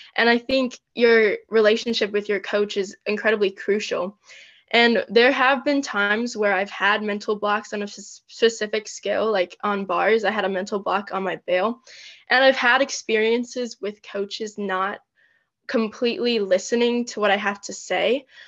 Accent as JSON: {"language": "English", "region": "Michigan", "country": "United States", "said": "I am from Michigan in the US"}